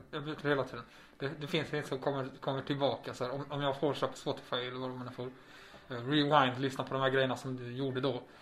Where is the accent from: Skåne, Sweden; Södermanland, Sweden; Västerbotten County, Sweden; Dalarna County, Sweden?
Skåne, Sweden; Malmö; Det var här jag är ifrån. Det är nice folk här och det har gjort bra med folk som är här.